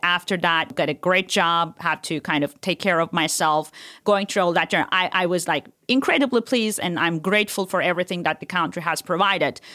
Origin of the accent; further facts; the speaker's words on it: Turkey; moved away; I was born and raised in Turkey